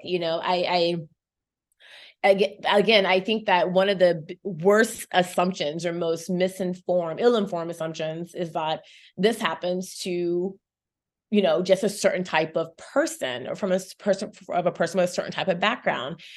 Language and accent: English; Chapel Hill, North Carolina, United States; also born or lived in Saint Kitts and Nevis; now in New York, United States; I grew up in Chapel Hill, North Carolina